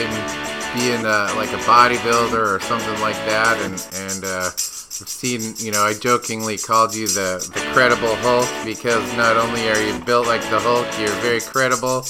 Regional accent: Washington, United States; also born or lived in Alaska; now in Coos Bay, United States; I came down here from Alaska, grew up in Washington.

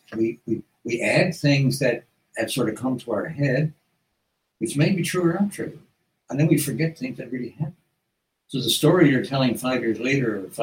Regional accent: South Coast, Newfoundland and Labrador, Canada; in Newfoundland, like when I grew up in the South Coast

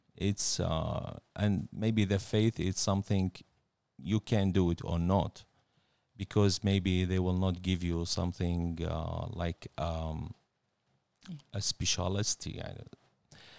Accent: Baghdad, Baghdad Governorate, Iraq; moved away as an adult; now in Australia; I was born in Baghdad, nineteen seventy-seven.

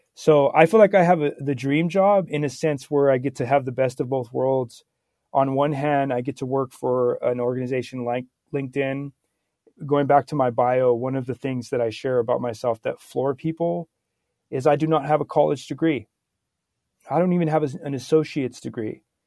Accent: Santa Barbara, California, United States; born and raised in Santa Barbara, California

